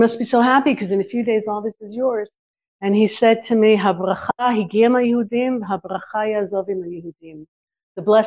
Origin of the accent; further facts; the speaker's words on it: California, United States; now in Israel; I grew up in California in the 70s